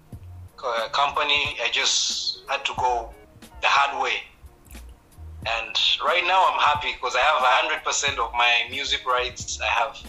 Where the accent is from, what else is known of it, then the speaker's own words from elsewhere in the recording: Rwanda; moved away; I'm from Rwanda. I love my country so much. Even when I go back to Rwanda, I go back to Rwanda as a Rwandan